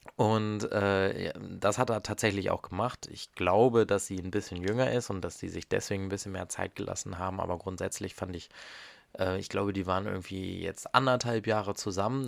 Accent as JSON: {"language": "German", "country": "Germany", "said": "bei uns in Deutschland"}